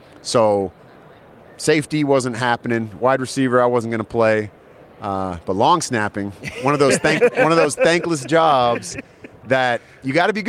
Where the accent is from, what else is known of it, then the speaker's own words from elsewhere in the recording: California, United States; So I grew up in the Bay Area, so I'm a Niner fan.